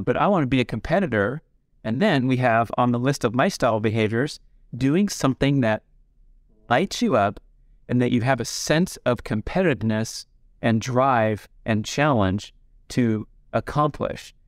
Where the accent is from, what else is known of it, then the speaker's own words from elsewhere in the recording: Los Angeles, California, United States; growing up in the San Fernando Valley in the eighties